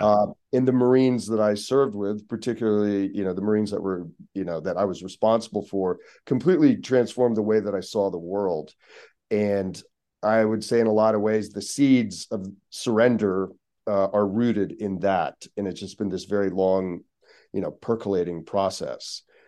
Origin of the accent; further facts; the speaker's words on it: Pittsburgh, Pennsylvania, United States; also born or lived in Seattle / Baltimore; now in Los Angeles, United States; growing up in Pittsburgh